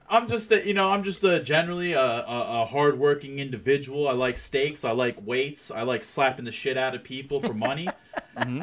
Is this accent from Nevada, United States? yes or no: no; New Jersey, United States; now in Ohio, United States; I'm actually originally from New Jersey